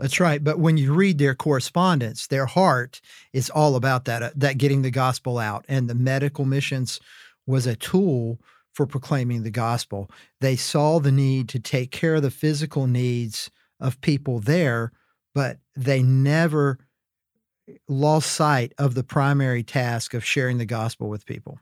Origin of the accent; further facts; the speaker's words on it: Wilmington, North Carolina, United States; my hometown of Wilmington, North Carolina